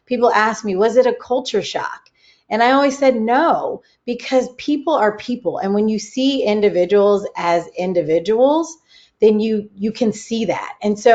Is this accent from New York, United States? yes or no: no; California, United States; I grew up in California